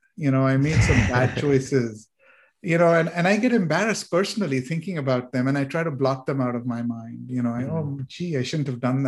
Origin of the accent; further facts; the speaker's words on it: India; moved away; When I was growing up in India